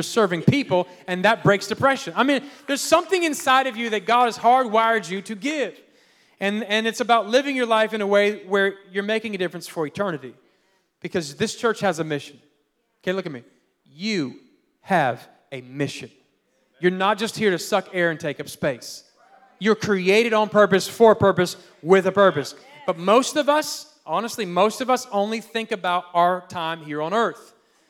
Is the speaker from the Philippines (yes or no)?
yes; Philippines; born there; I was born in the Philippines, and then my parents, and grandpa's, uncles, cousins, they're all, it's like the mafia.